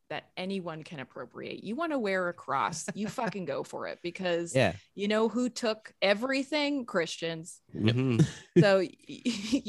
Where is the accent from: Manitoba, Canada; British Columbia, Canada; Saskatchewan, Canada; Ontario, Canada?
Saskatchewan, Canada; now in Toronto, Canada; I grew up in Saskatchewan and we lived for a while at the top of this valley